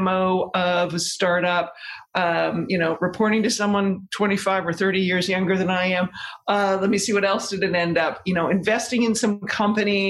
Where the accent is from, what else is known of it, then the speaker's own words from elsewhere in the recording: Victoria, British Columbia, Canada; moved away as an adult; also born or lived in Toronto, Canada; now in New York City, United States; I grew up in Victoria, British Columbia.